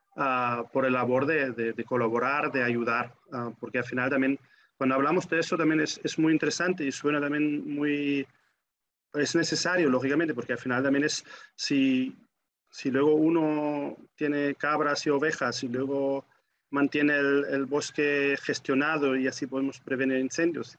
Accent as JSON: {"language": "Spanish", "country": "Germany", "tie": "born or raised there", "said": "en mi adolescencia en Alemania"}